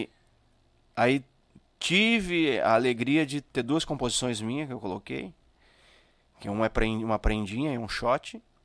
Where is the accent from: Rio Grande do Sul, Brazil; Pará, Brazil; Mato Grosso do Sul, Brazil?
Rio Grande do Sul, Brazil; São Francisco de Paula; eu sou de São Chico.